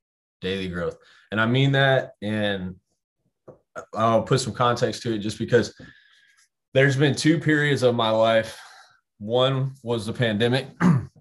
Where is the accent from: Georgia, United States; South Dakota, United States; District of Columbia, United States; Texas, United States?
Texas, United States; Temple; moved away; also born or lived in Dallas, Texas / Austin, Texas; We're from Temple, an hour north.